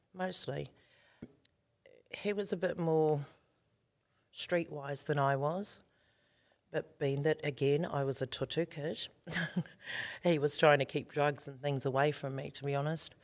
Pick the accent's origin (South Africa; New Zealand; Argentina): New Zealand; Auckland; moved away as an adult; now in Australia; we were born and bred in South Auckland in the hood there, Ōtara.